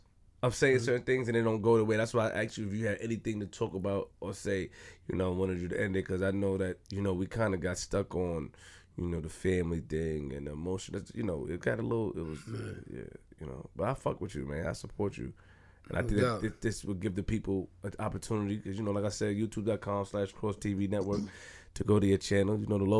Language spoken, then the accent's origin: English; Queens, New York, United States; I'm from Queens